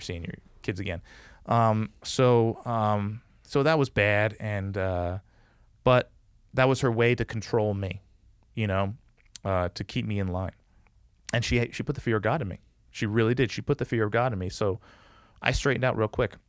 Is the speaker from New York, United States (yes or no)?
yes; New York City, New York, United States; moved away; my mom moved to this neighborhood on Staten Island